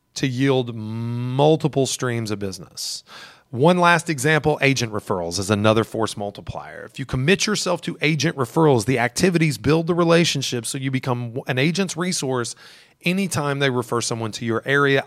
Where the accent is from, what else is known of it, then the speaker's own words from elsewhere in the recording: Elizabethtown, Kentucky, United States; now in Louisville, United States; I'm from Elizabethtown